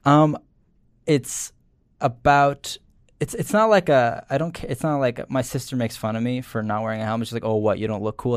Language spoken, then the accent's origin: English; New Jersey, United States; I'm from Jersey